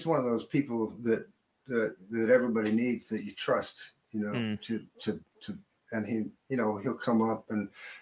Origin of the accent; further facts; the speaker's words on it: New Orleans, Louisiana, United States; growing up in New Orleans